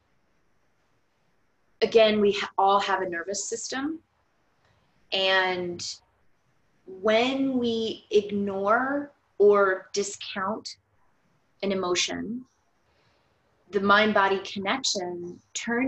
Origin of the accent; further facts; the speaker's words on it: Florida, United States; we are from Florida